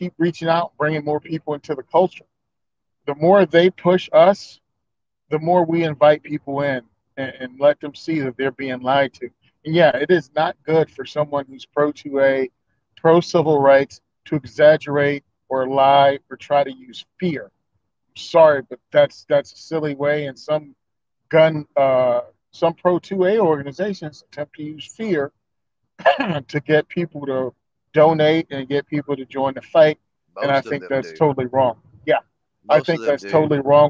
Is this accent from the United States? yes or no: yes; Virginia, United States; now in New Jersey, United States; where I grew up in Virginia